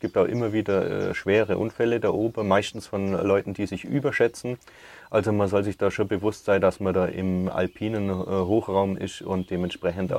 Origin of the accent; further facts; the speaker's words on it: Oberreute, Bavaria, Germany; Gmund Oberreite ist meine Heimat und da bin ich daheim